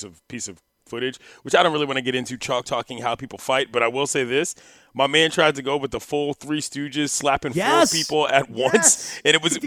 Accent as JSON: {"language": "English", "region": "East Coast", "country": "United States", "said": "I'm from the East Coast"}